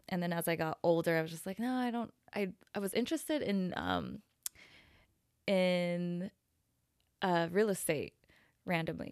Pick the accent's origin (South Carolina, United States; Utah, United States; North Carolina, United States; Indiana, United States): Utah, United States; Salt Lake City; moved away as an adult; also born or lived in San Francisco; now in Dallas, United States; I grew up in Salt Lake City, Utah. Um, and I left when I was about twenty-two